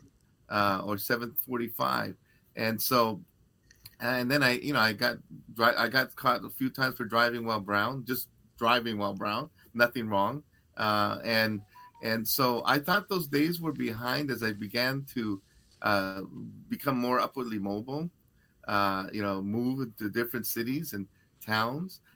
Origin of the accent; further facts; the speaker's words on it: Los Angeles, California, United States; I grew up in East LA, and the gang house was in the corner